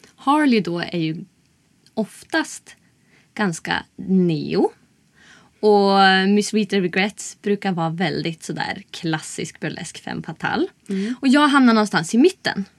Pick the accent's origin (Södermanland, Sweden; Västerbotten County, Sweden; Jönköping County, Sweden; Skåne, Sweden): Västerbotten County, Sweden; Umeå; moved away as an adult; now in Stockholm, Sweden; Jag kommer från Umeå